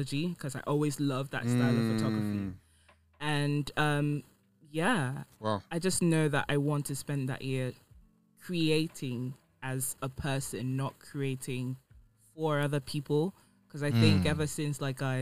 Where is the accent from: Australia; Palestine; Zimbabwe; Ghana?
Ghana; I grew up in Ghana